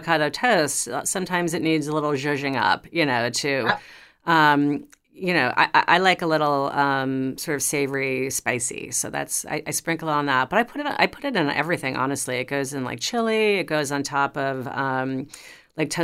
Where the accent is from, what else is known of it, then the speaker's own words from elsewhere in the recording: New York City, New York, United States; I grew up in New York City, and so we did not have gardens really, but I live in a suburban neighborhood now